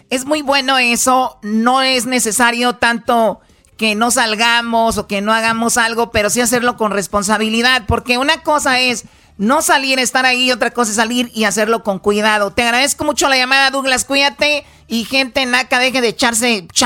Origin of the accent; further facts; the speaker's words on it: El Salvador; yo soy del Salvador